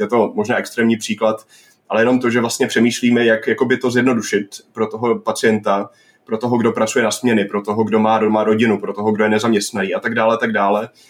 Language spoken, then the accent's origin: Czech; Northern Moravia, Czechia; já jsem ze Severní Moravy